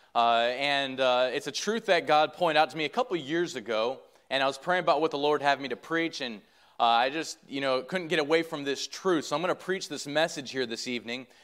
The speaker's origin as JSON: {"language": "English", "region": "Michigan", "country": "United States", "said": "I'm from Michigan"}